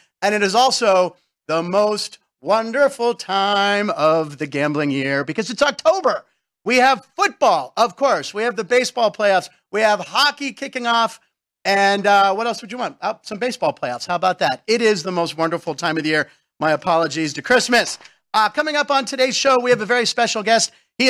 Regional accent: Pittsburgh, Pennsylvania, United States; moved away; my hometown of Pittsburgh, Pennsylvania

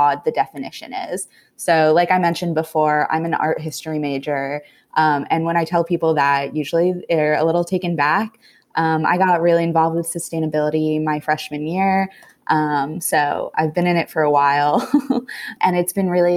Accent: New Jersey, United States; moved away as an adult; now in Washington, D.C., United States; originally from New Jersey

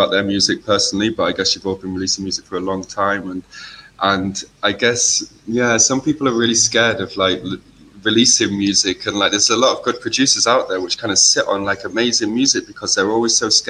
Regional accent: Macclesfield, North West England, United Kingdom; SK11 is like the postcode from my hometown.

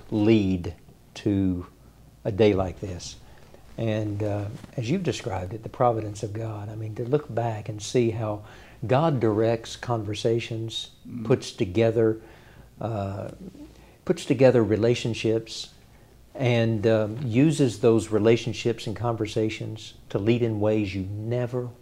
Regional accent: Iowa Park, Texas, United States; I was born in West Texas, grew up in a small community of Iowa Park, Texas, near Wichita Falls.

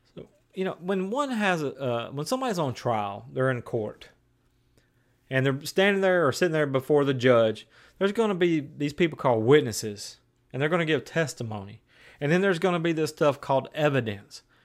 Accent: West Tennessee, United States; now in Maryville, Tennessee, United States; I'm from West Tennessee where there was beans and cotton.

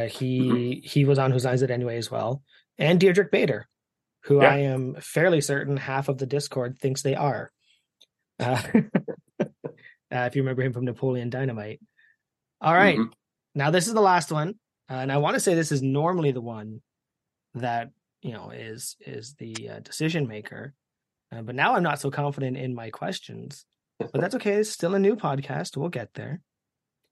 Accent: Canada; as a Canadian

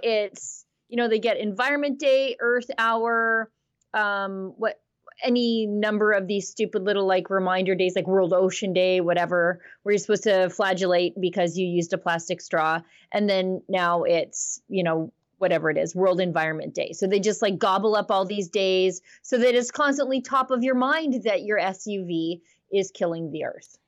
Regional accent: Alberta, Canada; I'm from Alberta

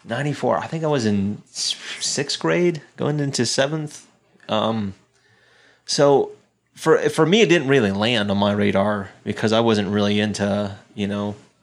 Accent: Southeast, United States; I grew up in the Southeast specifically, and that's like the mecca for wrestling fans.

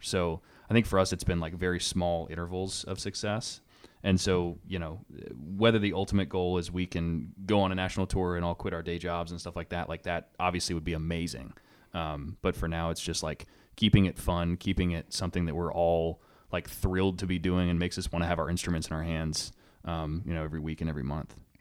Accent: Salem, Virginia, United States; moved away as an adult; also born or lived in Harrisonburg, Virginia; now in Richmond, United States; I grew up in Southwest Virginia

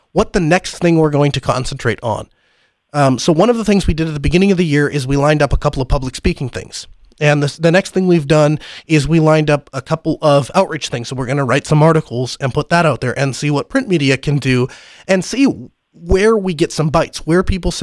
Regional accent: North Dakota, United States; I'm from North Dakota. There's not a lot of us out here

